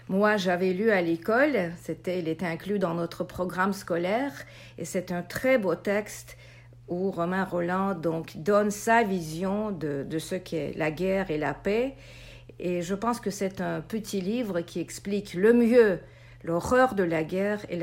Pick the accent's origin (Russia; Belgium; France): Russia; moved away; Bon, moi j'ai quitté la Russie en 93, alors je j'ai pas quand même vécu l'ampleur de, de de ce, de ce cauchemar.